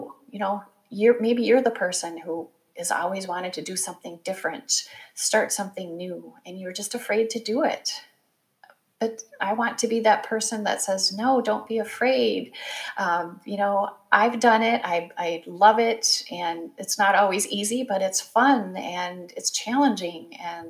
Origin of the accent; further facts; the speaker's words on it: Midwest, United States; growing up in the Midwest as the oldest of four kids, you kind of do what you're told to do.